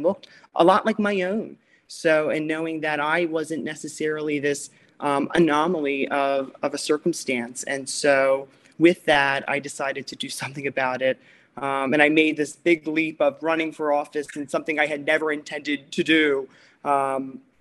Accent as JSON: {"language": "English", "area": "Chester County", "region": "Pennsylvania", "country": "United States", "tie": "born or raised there", "moved": "yes", "lives_now": "Wilmington, United States", "said": "growing up in Chester County, which is where I was born and raised"}